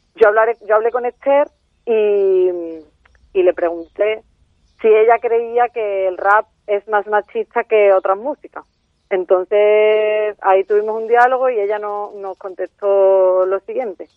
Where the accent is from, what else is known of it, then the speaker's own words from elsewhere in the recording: Andalusia, Spain; somos feministas andaluzas